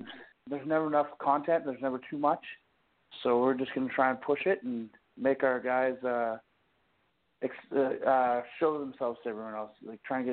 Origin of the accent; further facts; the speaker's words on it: Campbell River, British Columbia, Canada; moved away; also born or lived in Ontario; I'm originally from Vancouver Island, Campbell River, BC, so North Island.